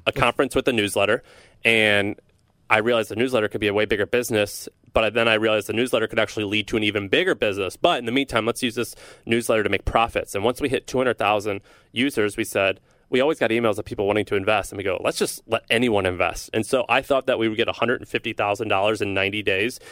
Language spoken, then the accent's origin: English; St. Louis, Missouri, United States; I'm from Saint Louis, Missouri